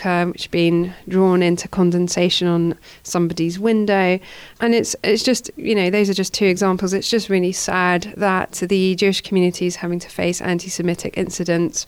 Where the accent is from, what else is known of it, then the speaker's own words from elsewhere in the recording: Edgware, London, United Kingdom; I grew up in Edgware